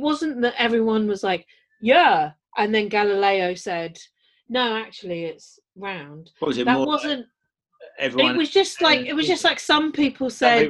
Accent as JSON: {"language": "English", "region": "London", "country": "United Kingdom", "said": "I'm from London"}